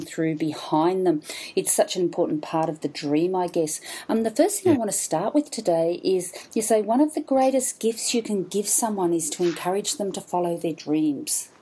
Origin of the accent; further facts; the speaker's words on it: Brisbane, Queensland, Australia; I'm in my hometown Brisbane